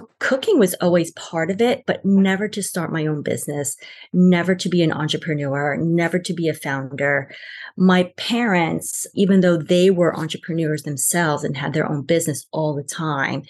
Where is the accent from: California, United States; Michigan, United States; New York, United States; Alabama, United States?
New York, United States; New York City; also born or lived in Argentina / Long Island; we grew up in Queens, then Long Island, pretty normal-ish